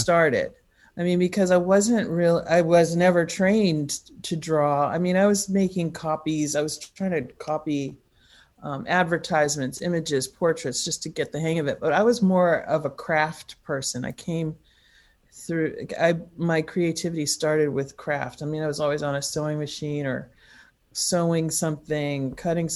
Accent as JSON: {"language": "English", "region": "Massachusetts", "country": "United States", "tie": "born or raised there", "also_born_or_lived": "Los Angeles, California, United States", "said": "I was born in in Los Angeles, but when I was 6, we moved to Massachusetts"}